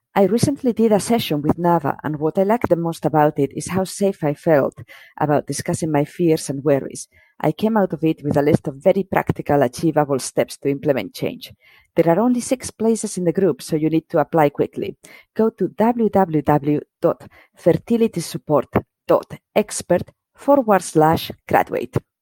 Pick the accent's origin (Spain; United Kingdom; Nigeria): Spain; moved away; I grew up in Spain in the 80s